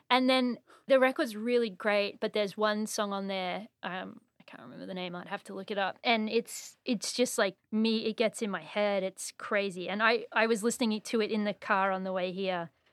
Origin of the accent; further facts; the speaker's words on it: Surfers Paradise, Queensland, Australia; moved away as an adult; also born or lived in Brisbane; now in Montreal, Canada; I'm actually from Surface Paradise